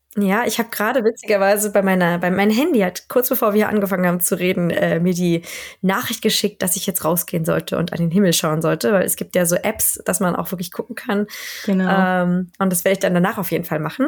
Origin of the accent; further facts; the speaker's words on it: Berlin, Germany; moved away as an adult; also born or lived in Rostock; now in Sweden; Ich komme ursprünglich aus Berlin. Ähm, bin in Berlin geboren und äh, da aufgewachsen